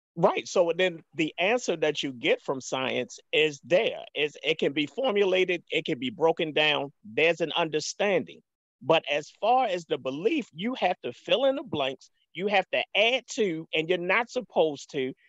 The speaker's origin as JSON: {"language": "English", "town": "Baltimore", "region": "Maryland", "country": "United States", "tie": "born or raised there", "said": "I'm from Baltimore, um, born and raised"}